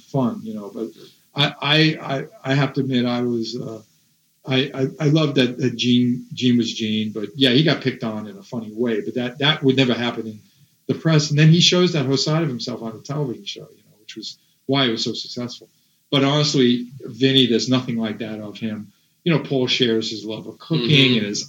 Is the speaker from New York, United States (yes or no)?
yes; New York, United States; growing up in New York, obviously, I met a lot of the people that are related to the … world